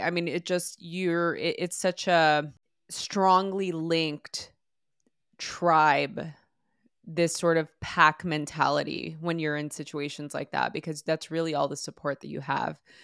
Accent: Los Angeles, California, United States; I grew up in East Los Angeles in the early nineties

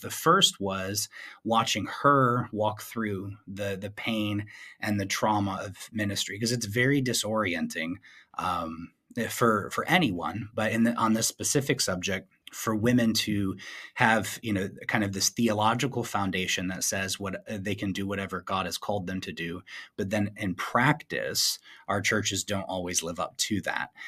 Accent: Flint, Michigan, United States; my hometown of Flint, Michigan

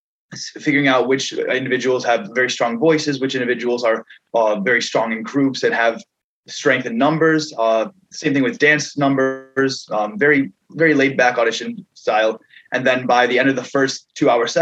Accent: New York, United States; Josh and I are actually from a little further east. I'm from New York

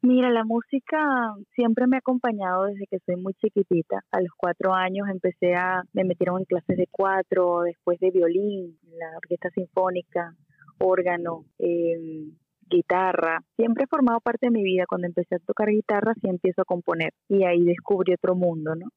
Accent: Puerto La Cruz, Anzoátegui, Venezuela; moved away as an adult; also born or lived in Caracas, Venezuela; now in Miami, United States; yo soy de Puerto La Cruz, me fui a Caracas a los 18

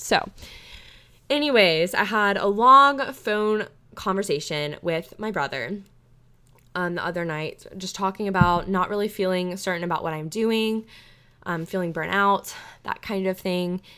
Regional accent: Panama City, Florida, United States; my hometown of Panama City, Florida, Panama City Beach, Florida

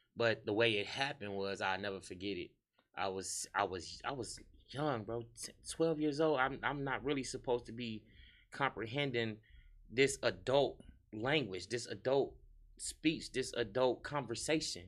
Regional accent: Harvey, Illinois, United States; moved away as an adult; also born or lived in Chicago / Indianapolis / Atlanta; I'm from Harvey World, U S A.

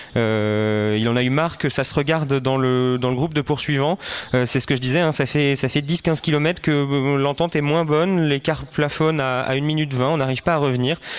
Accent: France; en tant que Français

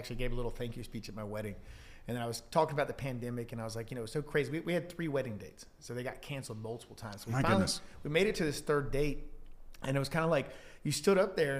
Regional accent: North Carolina, United States; So I grew up between either Apex or Fuquay or around that area pretty much my entire life.

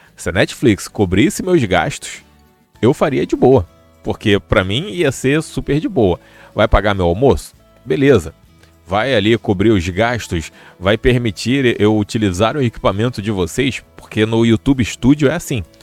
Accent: Rio de Janeiro, Brazil; eu já sou do Rio.

